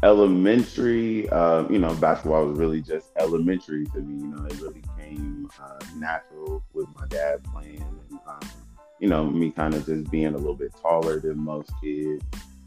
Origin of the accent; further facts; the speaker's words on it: Kansas, United States; born there; also born or lived in Germany; So technically, I was born in Kansas. But I don't really know what that place looks like. Soon after that, he was stationed then in Germany.